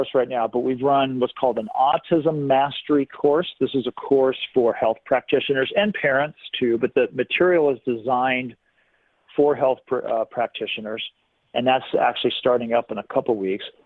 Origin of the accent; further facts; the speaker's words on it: San Diego, California, United States; moved away as an adult; now in Bend, United States; I grew up in San Diego